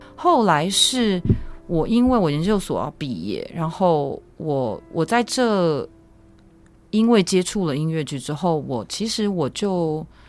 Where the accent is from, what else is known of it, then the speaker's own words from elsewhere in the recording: Taichung, Taiwan; moved away as an adult; now in United States; 我是台中人，所以我是念双十国中